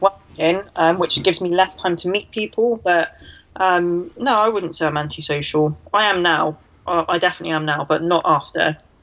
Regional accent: Cornwall, South West England, United Kingdom; also born or lived in London; I moved back down to Cornwall to stay with my mum

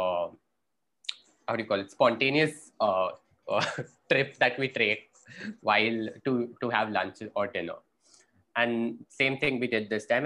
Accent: India

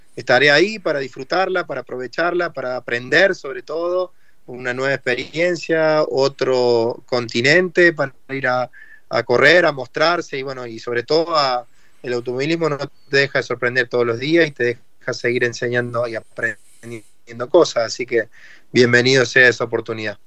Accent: Argentina

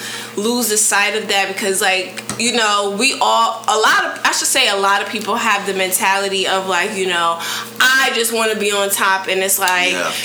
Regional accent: New Haven, Connecticut, United States; moved away; New Haven, Connecticut is my hometown, and one of the producers, I went to middle school with him, elementary and middle school with him

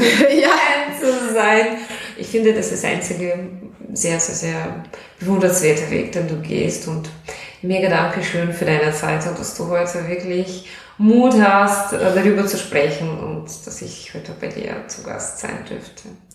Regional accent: Russia; German is a second language; moved away as an adult; now in Austria; ich komme aus Russland. Ich wohne seit zwölf Jahren in Österreich.

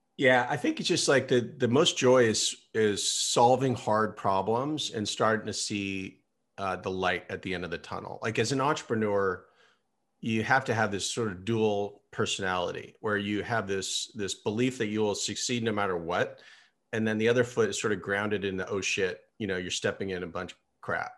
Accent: Silicon Valley, California, United States; I grew up here in Silicon Valley

